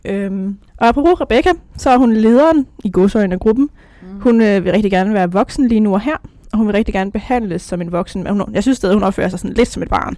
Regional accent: North Zealand, Capital Region of Denmark, Denmark; Jeg kommer fra Nordsjælland

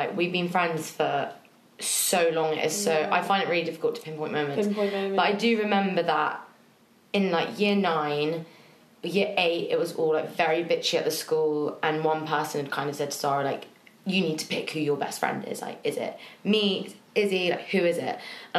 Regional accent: London, United Kingdom; also born or lived in Balham, London; I'm 25, I'm from Chiswick, and I'm currently living in Balham.

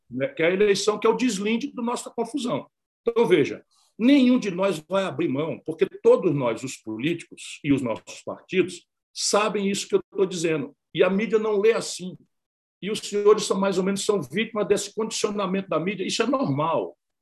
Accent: Brazil; como brasileiro e democrata

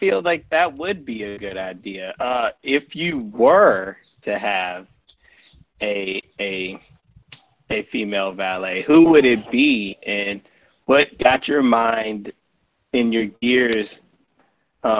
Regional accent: Atlanta, Georgia, United States; I'm from Atlanta

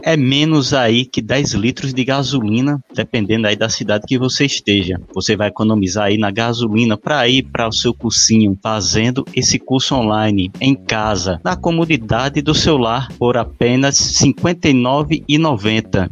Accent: Pernambuco, Brazil; eu sou de Pernambuco, mas vizinho aqui à Bahia

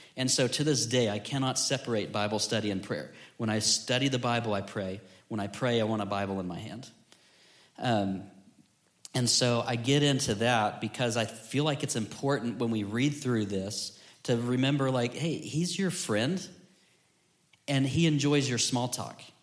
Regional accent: Florida, United States; growing up in Florida

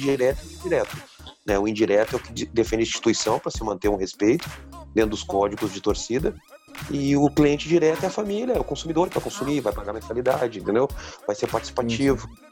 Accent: Rio Grande do Sul, Brazil; na minha visão externa, né, como gaúcho

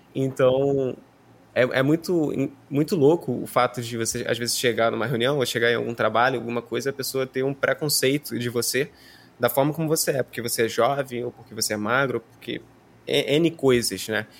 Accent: Rio de Janeiro, Brazil; eu sou do Rio de Janeiro

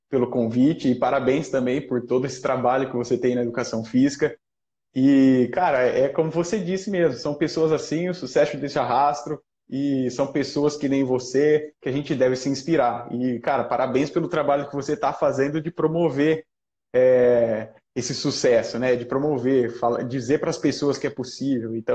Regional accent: Jaú, São Paulo, Brazil; É o Bill, ele é de Jaú, foi a minha cidade natal.

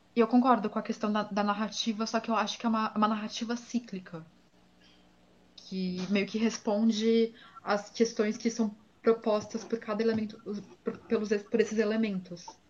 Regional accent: São Paulo, Brazil; eu cresci em São Paulo

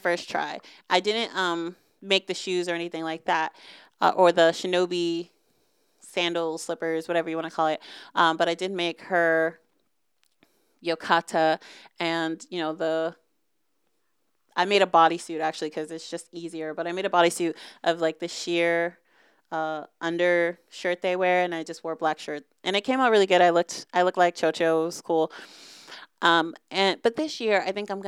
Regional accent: Boston, Massachusetts, United States; I'm from the Northeast. I'm from Boston. My mom's from Boston

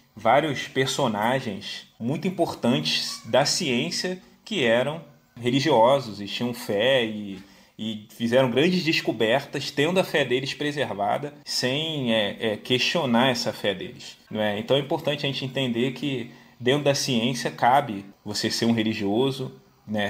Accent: Rio de Janeiro, Brazil; E sou natural aqui do Rio, moro aqui no Rio

